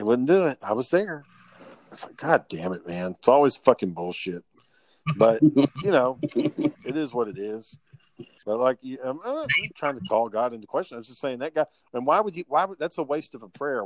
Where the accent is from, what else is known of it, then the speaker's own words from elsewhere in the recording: Kearns, Utah, United States; growing up in Kearns